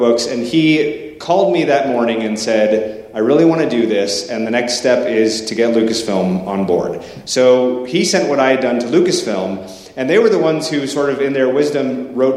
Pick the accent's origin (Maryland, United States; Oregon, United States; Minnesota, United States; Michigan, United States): Oregon, United States; Portland; I'm from Portland, Oregon